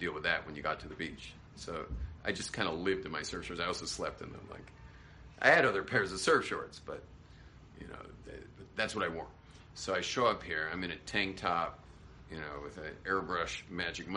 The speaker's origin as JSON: {"language": "English", "region": "California", "country": "United States", "said": "I was a surfer from California."}